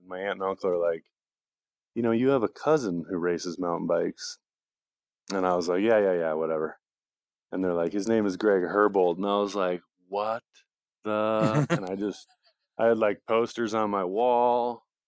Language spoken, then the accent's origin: English; Bend, Oregon, United States; moved away as an adult; now in Durango, United States; I was born and raised in Bend, Oregon